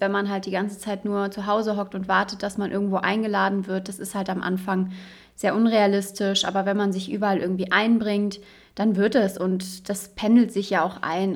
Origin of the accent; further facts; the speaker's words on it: Cologne, North Rhine-Westphalia, Germany; moved away as an adult; now in Dresden, Germany; Ich komme ursprünglich aus Köln, also es haben sich zwei Rheinländerinnen gefunden